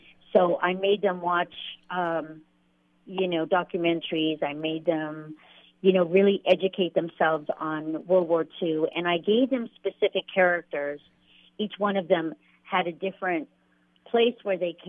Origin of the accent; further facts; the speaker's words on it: Fresno, California, United States; I come from Fresno